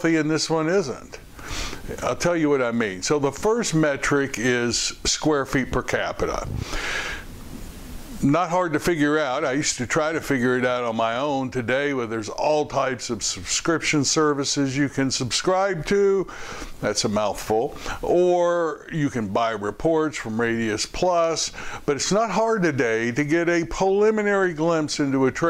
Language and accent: English; Louisville, Kentucky, United States; my hometown, Louisville, Kentucky